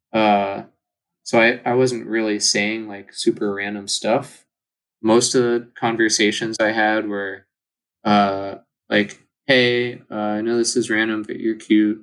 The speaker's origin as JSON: {"language": "English", "region": "California", "country": "United States", "moved": "yes", "said": "I'm from California"}